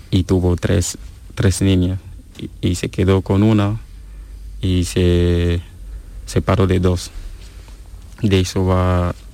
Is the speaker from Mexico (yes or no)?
no; Cameroon; Spanish is a second language; me viene la historia, eh, una historia que, ha ocurrido en mi país, una historia muy famosa que conoce casi todo lo que vive en la ciudad de Duala.